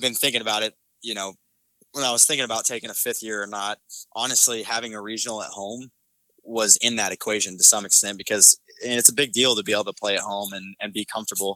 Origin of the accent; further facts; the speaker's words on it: Oklahoma City, Oklahoma, United States; I'm from Oklahoma City